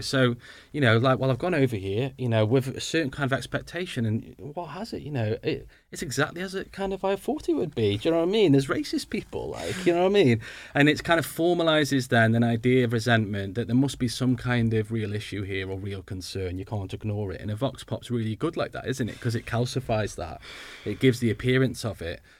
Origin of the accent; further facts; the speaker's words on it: Stoke-on-Trent, West Midlands, United Kingdom; moved away; I'm from Stoke originally